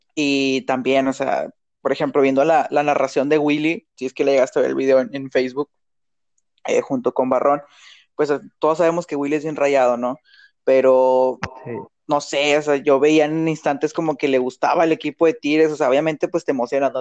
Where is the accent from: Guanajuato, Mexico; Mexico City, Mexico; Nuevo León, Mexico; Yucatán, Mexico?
Nuevo León, Mexico; Monterrey; nosotros pues somos de Monterrey